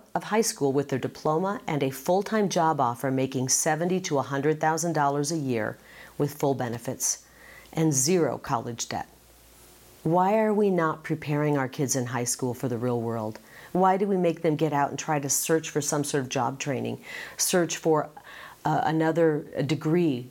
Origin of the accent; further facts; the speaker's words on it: Midwest, United States; now in Arizona, United States; growing up in the Midwest in a big family